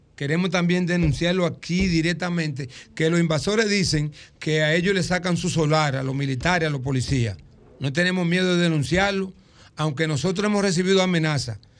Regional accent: Dominican Republic; el cocal de Luis, que era mi abuelo, donde yo nací.

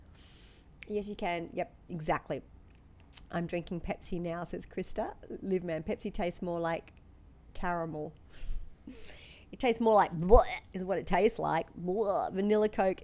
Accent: Australia; moved away; if we say lemonade at home in Australia, that will be Sprite

